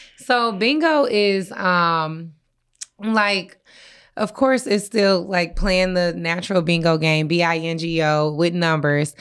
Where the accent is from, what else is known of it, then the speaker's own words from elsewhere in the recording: Inkster, Michigan, United States; I'm from Inkster.